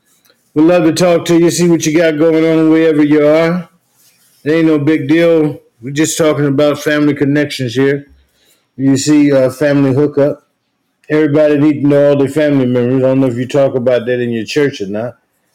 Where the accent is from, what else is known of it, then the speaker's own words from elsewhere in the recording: Morton, Mississippi, United States; I'm from Morton, Mississippi.